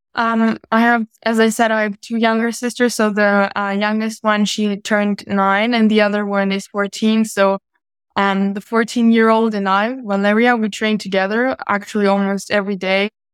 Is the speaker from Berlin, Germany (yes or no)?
no; Munich, Bavaria, Germany; I was born in Munich and I live in Munich.